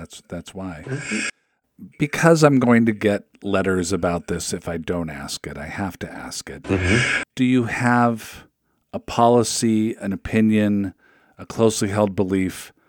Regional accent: Seattle, Washington, United States; Sir, I'm from Seattle.

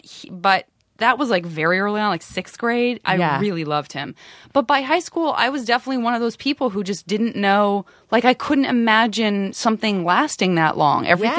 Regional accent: Tucson, Arizona, United States; moved away; A lot of people think I'm from Savannah. I'm from Tucson.

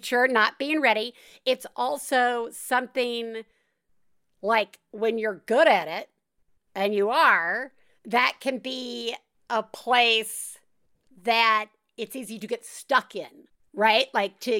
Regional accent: the South, United States; I grew up in the South

